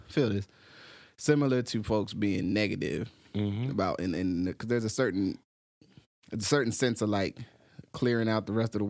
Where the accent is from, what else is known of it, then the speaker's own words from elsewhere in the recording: New Jersey, United States; moved away as an adult; also born or lived in Pittsburgh; now in Portland, United States; I grew up in New Jersey